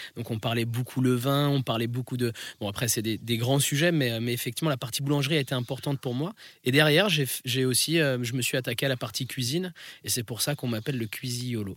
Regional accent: France; also born or lived in Italy; je suis rital. C'est-à-dire que j'ai un pied en France

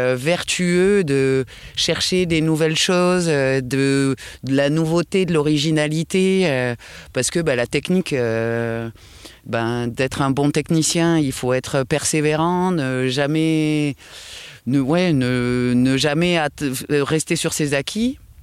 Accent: France; on est des Gaulois

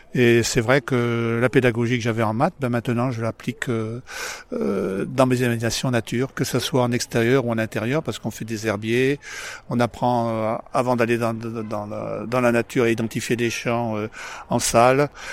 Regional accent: Paris, Île-de-France, France; now in Bordeaux, France; D'origine, je suis, je suis parisien

